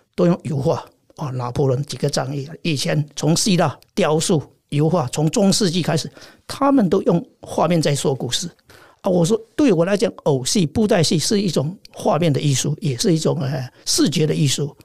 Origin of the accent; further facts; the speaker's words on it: China; moved away as an adult; now in France; 我在中国大陆出生